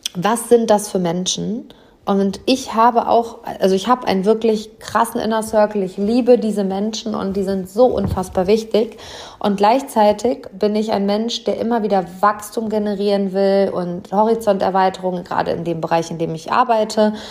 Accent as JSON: {"language": "German", "town": "Hamm", "region": "North Rhine-Westphalia", "country": "Germany", "tie": "born or raised there", "said": "hier live vor Ort im Maxi-Park, also in meiner Heimatstadt, im Seminarraum über den Dächern von Hamm"}